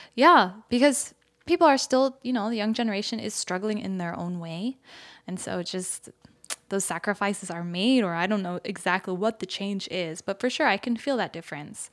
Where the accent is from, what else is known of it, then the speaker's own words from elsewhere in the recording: United States; moved away as an adult; now in Seoul, South Korea; growing up in the States